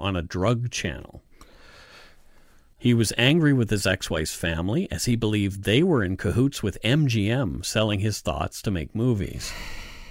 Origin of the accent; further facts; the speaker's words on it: Bridgewater, Nova Scotia, Canada; was born in Bridgewater, Nova Scotia. That's right, my hometown